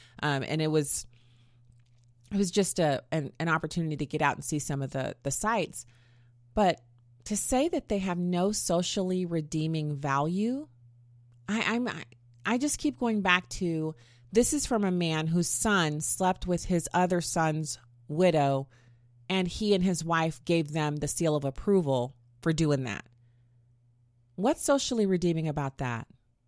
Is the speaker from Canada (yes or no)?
no; Germany; And I was a very travel curious kid because I grew up in Germany and I've been all over the world.